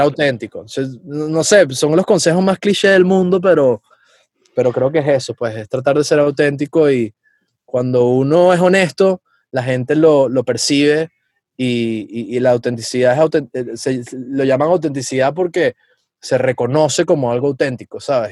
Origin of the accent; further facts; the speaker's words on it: Venezuela; moved away; yo tengo una misión personal como venezolano